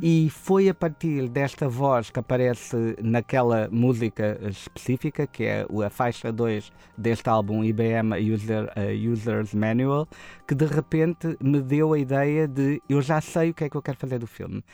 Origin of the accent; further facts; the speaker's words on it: Portimão, Algarve, Portugal; nós somos de Portimão